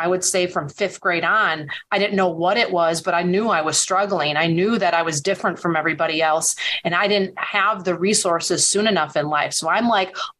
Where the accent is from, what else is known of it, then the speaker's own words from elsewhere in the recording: Wisconsin, United States; my hometown here in Wisconsin.